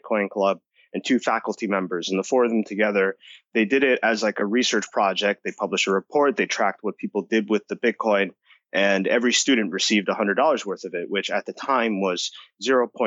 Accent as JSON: {"language": "English", "region": "New Jersey", "country": "United States", "tie": "born or raised there", "also_born_or_lived": "Costa Rica / Massachusetts", "said": "I was born here, but I grew up in Costa Rica for a couple of years. Then I moved back to the States. I grew up in New Jersey."}